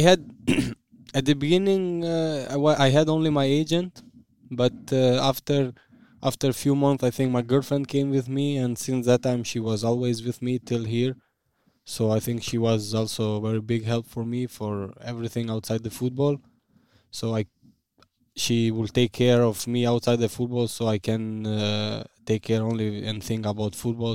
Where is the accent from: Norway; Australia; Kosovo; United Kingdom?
Kosovo; Vushtrri; English is a second language; moved away as an adult; now in Bremen, Germany; I was born in Vushtri. I, I lived always there.